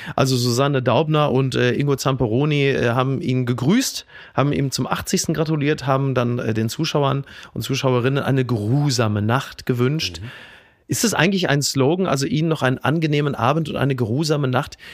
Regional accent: Castrop-Rauxel, North Rhine-Westphalia, Germany; nicht weit davon aufgewachsen bin in Kastrop-Rauxel

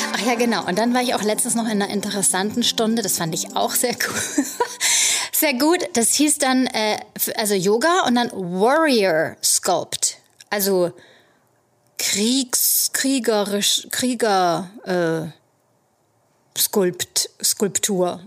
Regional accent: Germany; now in New York, United States; als Deutsche mit unserer Saunakultur

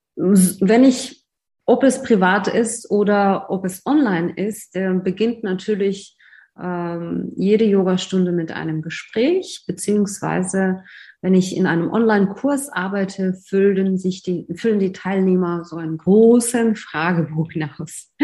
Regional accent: Russia; moved away as an adult; also born or lived in Moscow; now in Germany; Ich komme ursprünglich aus Russland

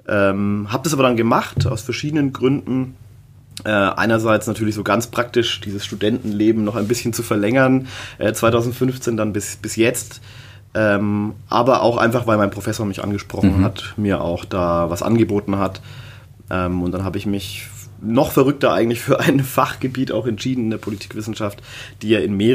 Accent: Nuremberg, Bavaria, Germany; born there; meine Eltern sind in den 80er Jahren hierher gekommen und ja, ich bin in Nürnberg geboren

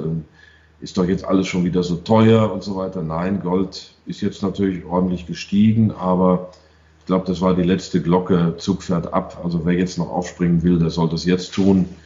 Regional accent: United States; Ich war äh, zehn Jahre dort. Ich bin Amerikaner.

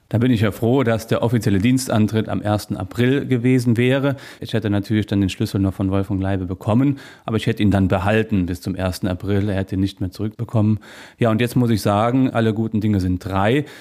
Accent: Niederstadtfeld, Rhineland-Palatinate, Germany; now in Trier, Germany; in meinem Heimatort in Eifel, in Niederstadtfeld

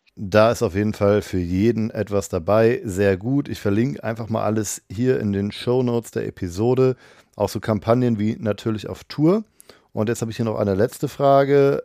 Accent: Cologne, North Rhine-Westphalia, Germany; Ich komme aus Köln

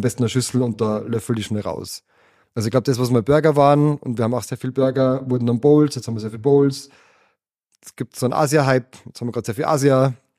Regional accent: Austria; wir als Österreicher

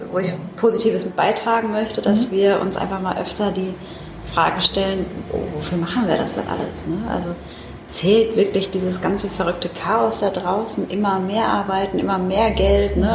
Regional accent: Mannheim, Baden-Württemberg, Germany; ich bin äh, Mannheimerin, deswegen schön, dass du nach Mannheim gekommen bist.

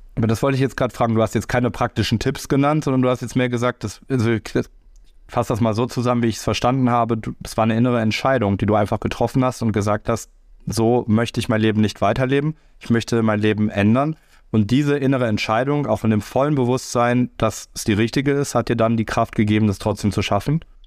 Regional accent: Rhineland, Germany; ich als Rheinländer feiere tatsächlich sehr, sehr gerne Karneval

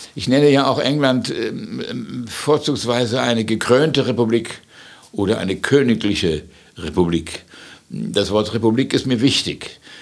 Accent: Gdańsk, Pomeranian Voivodeship, Poland; also born or lived in Wales / United States; now in London, United Kingdom; Ich bin zwar in Danzig geboren, ganz woanders

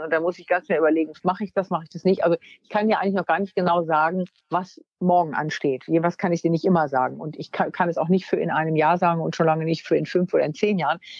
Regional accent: Wunstorf, Lower Saxony, Germany; ich bin aufs äh, Gymnasium gegangen in Wunstorf, also da, wo ich herkomme, in Niedersachsen

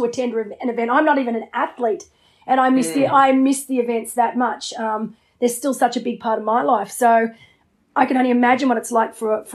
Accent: Australia; also born or lived in Noosa; as an Australian

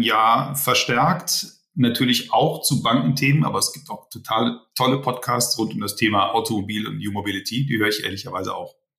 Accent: Rhineland, Germany; Ich bin ja eigentlich Rheinländer äh, gebürtig.

